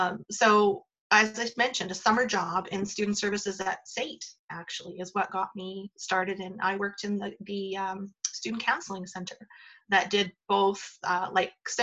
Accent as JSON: {"language": "English", "region": "Northern Alberta", "country": "Canada", "also_born_or_lived": "Calgary", "moved": "as an adult", "said": "I was coming from Northern Alberta"}